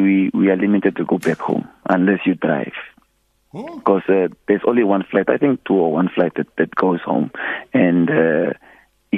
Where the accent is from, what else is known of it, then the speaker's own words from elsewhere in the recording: Oshakati, Oshana, Namibia; moved away as an adult; now in South Africa; I'm not from Windhoek, I'm from Oshakati, like close to Angola, the border